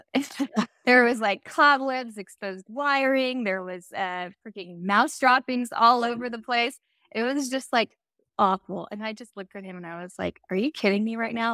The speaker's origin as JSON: {"language": "English", "area": "Silicon Valley", "region": "Northern California", "country": "United States", "tie": "born or raised there", "also_born_or_lived": "Phoenix", "said": "I grew up in Northern California, uh, Silicon Valley"}